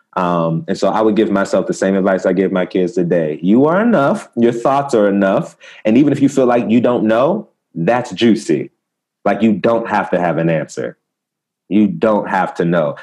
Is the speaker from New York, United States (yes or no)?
no; Prince George's County, Maryland, United States; also born or lived in Baltimore, Maryland; now in Los Angeles, United States; I'm from the States, you know, Maryland